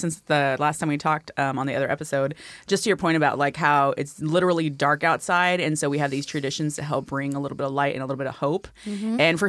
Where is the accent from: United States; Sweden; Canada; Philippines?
Philippines; but also just growing up in the Philippines, like you just do the traditional foods are like just better versions of like regular food too.